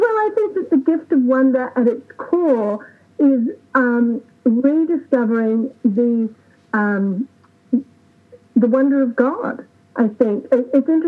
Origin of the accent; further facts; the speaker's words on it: Australia; now in United States; growing up in Australia, where we don't have an equivalent to Thanksgiving